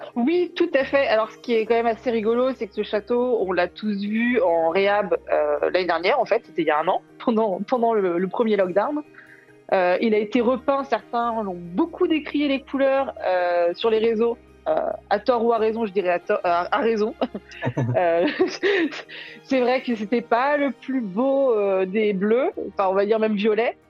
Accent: Brittany, France; je suis bretonne

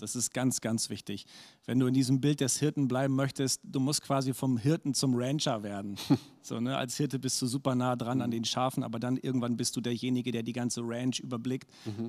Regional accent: Bremen, Germany; also born or lived in Erzhausen / Hannover / Achim; ich bin tatsächlich im Bremer Umland groß geworden

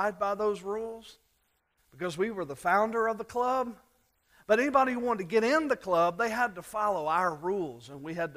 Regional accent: South Louisiana, United States; When I was a kid, growing up in South Louisiana

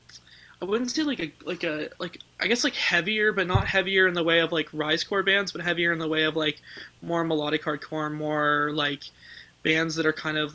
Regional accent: Hamilton, Ontario, Canada; I'm from Hamilton, Ontario, which is the same place that … is from

